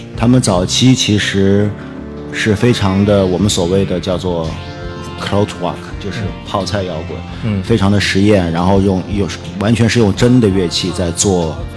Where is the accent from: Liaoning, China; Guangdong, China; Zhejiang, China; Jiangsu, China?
Jiangsu, China; Nanjing; moved away as an adult; also born or lived in Germany; now in Beijing, China; 在南京，我是南京人